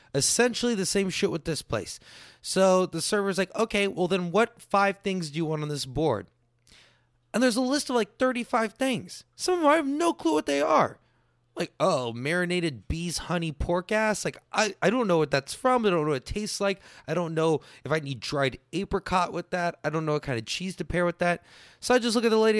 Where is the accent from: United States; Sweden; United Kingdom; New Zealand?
United States; Texas; I'm just Texan